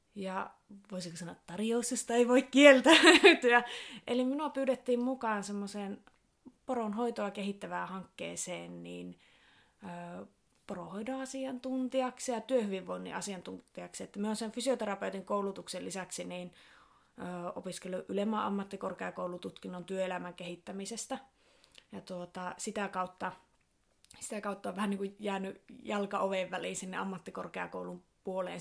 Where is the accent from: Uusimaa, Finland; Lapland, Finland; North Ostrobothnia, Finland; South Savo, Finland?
Lapland, Finland; Sodankylä; Minä olen lähtöisin tuosta Sodankylästä, ihan tuolta kirkonkylältä, kirkonkylän tyttöjä